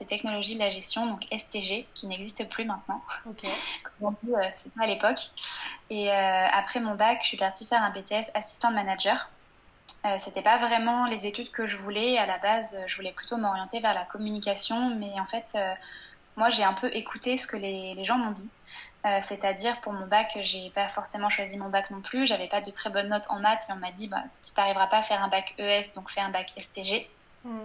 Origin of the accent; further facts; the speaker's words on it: Angers, Pays de la Loire, France; moved away as an adult; also born or lived in Le Mans / Tours / England; now in Lyon, France; je suis née et j'ai grandi sur Angers